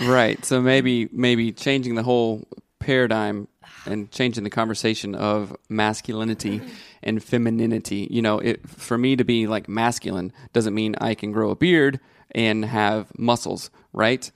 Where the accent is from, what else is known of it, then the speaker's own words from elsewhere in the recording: the South, United States; I grew up in the South